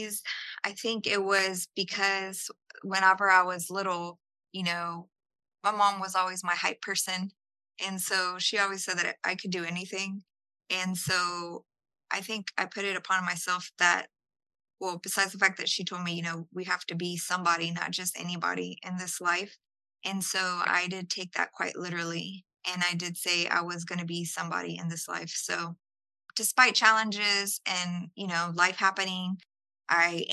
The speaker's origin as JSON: {"language": "English", "town": "Houston", "region": "Texas", "country": "United States", "tie": "born or raised there", "also_born_or_lived": "San Salvador, El Salvador", "first_language": "English", "said": "my mom brought me over when I was a few months. And we came to Houston"}